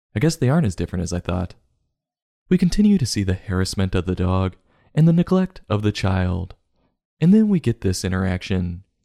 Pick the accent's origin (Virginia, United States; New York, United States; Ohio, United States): New York, United States; New York City; I'm from New York.